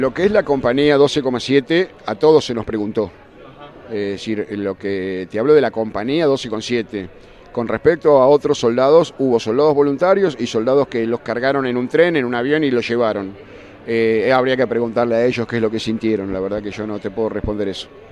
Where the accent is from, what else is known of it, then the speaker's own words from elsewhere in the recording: Argentina; soy tan argentino como cualquiera